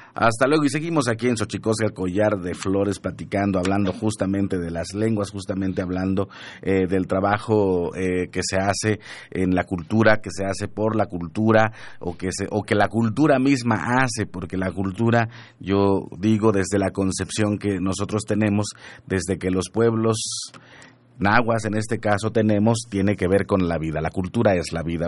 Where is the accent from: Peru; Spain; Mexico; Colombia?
Mexico; Huasteca of Veracruz; moved away; yo soy nahua de la Huasteca de Veracruz